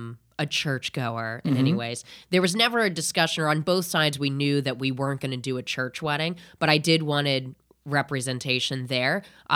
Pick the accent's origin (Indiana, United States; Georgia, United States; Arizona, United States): Indiana, United States; I'm from Indiana originally.